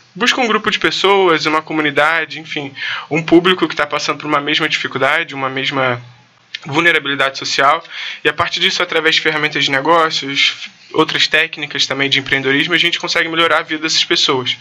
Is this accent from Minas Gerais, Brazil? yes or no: no; Rio de Janeiro, Brazil; nasci na Tijuca, moro na Tijuca até hoje